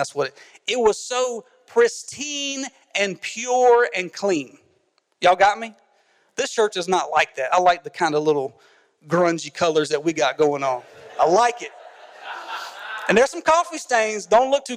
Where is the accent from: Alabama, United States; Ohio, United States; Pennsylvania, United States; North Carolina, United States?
North Carolina, United States; Carrboro; I grew up in Carrboro, North Carolina